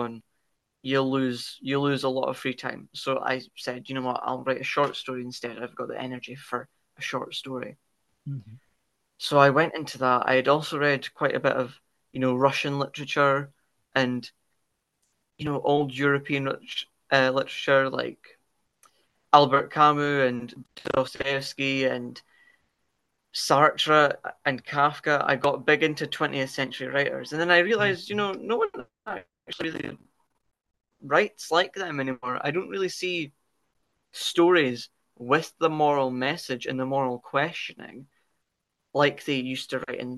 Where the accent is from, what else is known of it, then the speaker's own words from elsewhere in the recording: Dundee, Scotland, United Kingdom; I hail from, you know, the lovely green Scotland, north of England in the United Kingdom, Dundee specifically